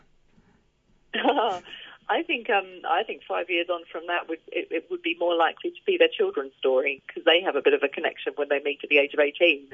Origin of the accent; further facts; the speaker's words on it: Australia; now in England, United Kingdom; I grew up in Australia and my entire family are in Australia. So, you know, I always feel quite torn because I live mm. over here in England with my family now